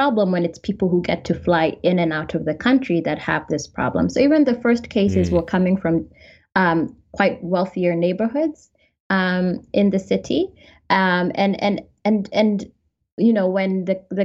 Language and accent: English; Kenya; also born or lived in United States / Kisumu, Kenya; I am Kenyan American, mostly Kenyan though the American part might show up in my accent. And I'm based in Nairobi, Kenya